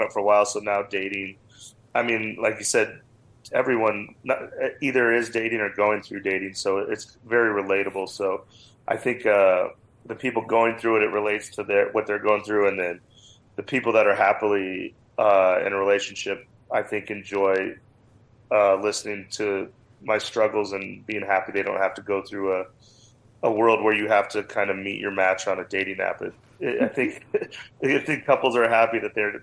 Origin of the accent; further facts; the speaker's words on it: Cheyenne, Wyoming, United States; moved away as an adult; also born or lived in Las Vegas / Los Angeles / Phoenix; now in Denver, United States; Growing up in Cheyenne, Wyoming